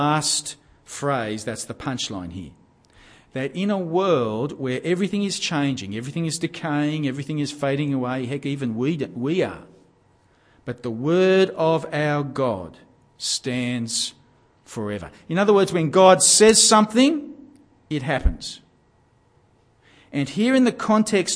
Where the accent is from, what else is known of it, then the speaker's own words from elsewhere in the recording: Gosford, New South Wales, Australia; I grew up in Gosford on the central New South Wales coast